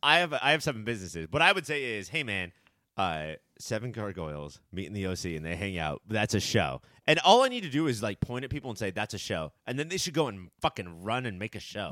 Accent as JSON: {"language": "English", "area": "Orange County", "region": "California", "country": "United States", "tie": "born or raised there", "said": "we grew up, we were born and raised in Orange County"}